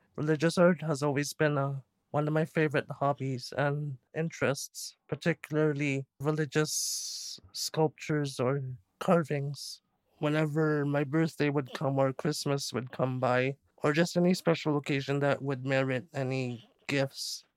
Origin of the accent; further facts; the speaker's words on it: Toronto, Ontario, Canada; I was born and raised in Scarborough in the Malvern area. I'm a second generation Filipino.